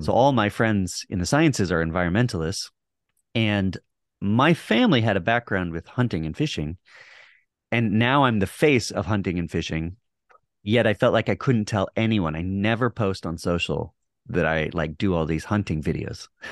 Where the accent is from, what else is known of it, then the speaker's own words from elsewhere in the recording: Texas, United States; moved away; also born or lived in Hawaii / Montana; I grew up in Texas